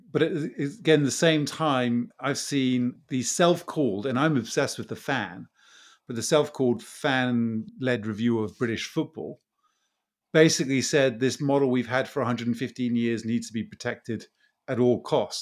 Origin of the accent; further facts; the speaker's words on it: Brazil; moved away; I grew up in Brazil